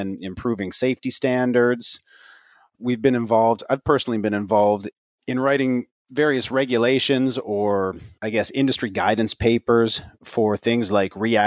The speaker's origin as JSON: {"language": "English", "country": "Canada", "also_born_or_lived": "St. John's, Newfoundland", "said": "I'm a merchant mariner. I'm a Canadian. So I went to school in St. John's, Newfoundland"}